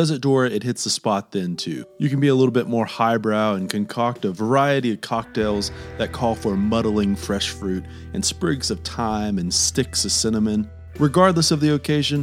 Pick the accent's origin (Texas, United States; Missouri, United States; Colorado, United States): Texas, United States; Fort Stockton; growing up in Fort Stockton, middle of nowhere